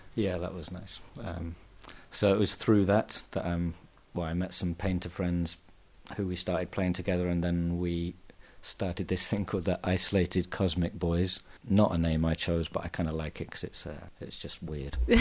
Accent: England, United Kingdom; now in Barcelona, Spain; I'm English

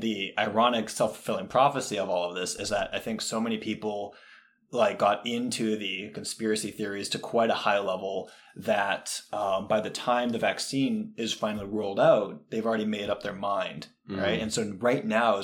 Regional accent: Alberta, Canada; I grew up in Alberta

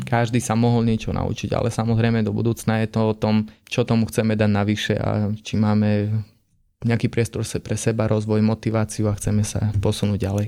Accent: Stiny, Prešov Region, Slovakia; also born or lived in Humenné; som zo Stiny

